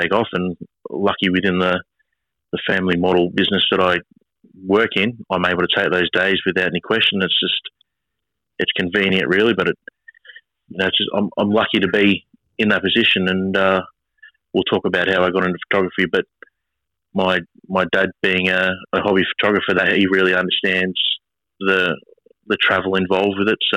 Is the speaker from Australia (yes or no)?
yes; Mornington Peninsula, Victoria, Australia; I grew up on the Mornington Peninsula